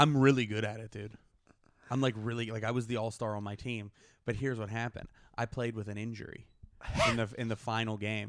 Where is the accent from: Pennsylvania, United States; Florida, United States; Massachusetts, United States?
Pennsylvania, United States; Pittsburgh; moved away; I'm from Pittsburgh